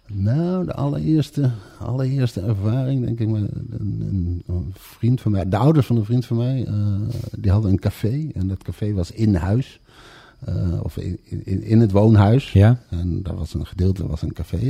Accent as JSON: {"language": "Dutch", "town": "Bemmel", "region": "Gelderland", "country": "Netherlands", "tie": "born or raised there", "also_born_or_lived": "Amsterdam", "said": "geboren in Amsterdam. Eh, op zeer jonge leeftijd eh, met mijn ouders vanwege de aanleg van de metrolijn verhuisd naar het pittoreske oh. Bemmel."}